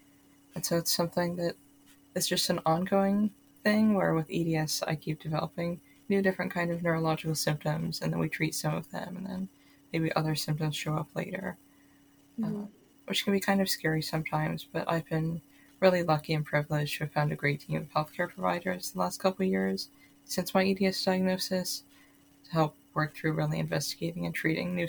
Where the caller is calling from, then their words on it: Seattle, Washington, United States; I'm calling from Seattle, Washington here